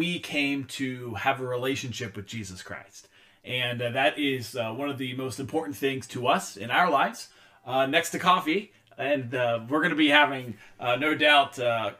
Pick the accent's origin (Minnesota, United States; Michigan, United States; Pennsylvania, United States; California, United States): Pennsylvania, United States; moved away as an adult; now in Vermont, United States; My family, we grew up going to a Methodist church in our hometown and in Pennsylvania. As some of you may know, some of you may not know, I'm originally from Pennsylvania